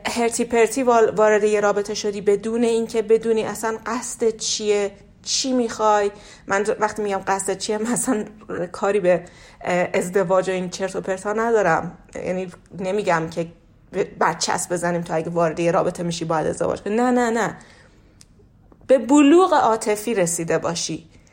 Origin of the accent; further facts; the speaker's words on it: Iran; توی فرهنگ ایرانی بزرگ شدم